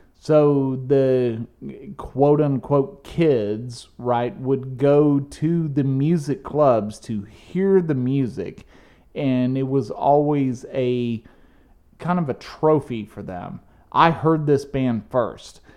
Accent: United States; as an American

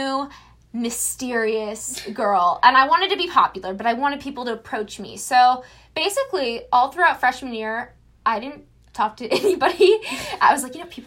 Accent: Florida, United States; I'm 18. Well, we're both 18. And I'm from Florida.

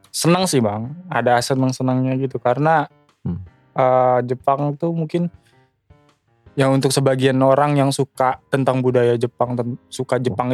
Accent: Bekasi, West Java, Indonesia; moved away as an adult; gue tumbuh besar di Bekasi

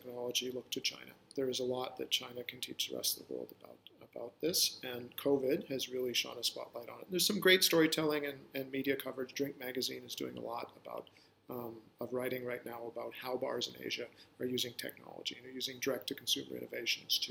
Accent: West Coast of Canada, Canada; moved away as an adult; also born or lived in New York City, United States; I grew up in the West Coast of Canada when the environmental movement was born.

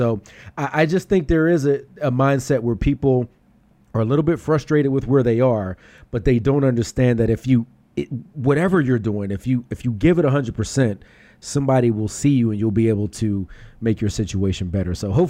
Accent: Pittsburgh, Pennsylvania, United States; now in Philadelphia, United States; Let me make it clear to everybody. I'm from Pittsburgh.

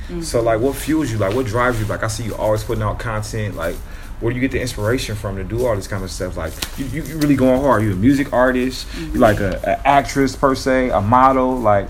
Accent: Los Angeles, California, United States; I'm from

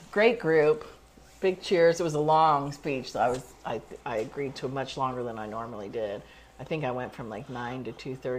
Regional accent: Bay Area, California, United States; also born or lived in Hartford, Connecticut; I was born in Hartford, but I moved to California like when I was 2 weeks old.

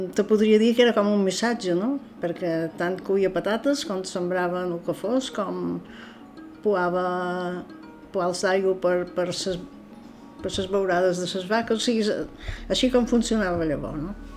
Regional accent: Menorca, Balearic Islands, Spain

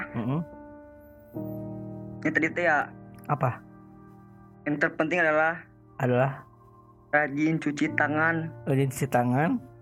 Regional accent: West Java, Indonesia; Nek eh, gue Sunda ya.

